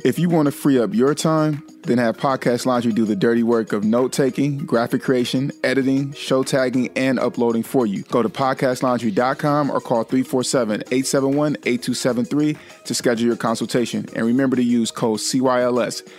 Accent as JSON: {"language": "English", "country": "United States", "said": "myself as an American national"}